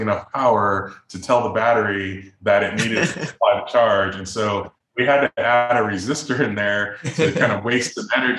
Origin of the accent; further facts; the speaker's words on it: Chicago, Illinois, United States; now in Boulder, United States; I'm from the Midwest, I'm from Chicago